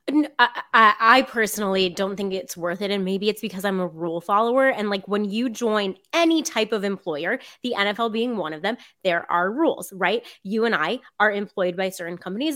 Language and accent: English; South Florida, United States; I grew up in South Florida